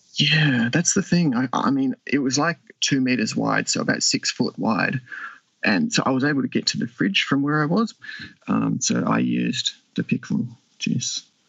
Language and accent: English; Western Australia, Australia; I'm from Western Australia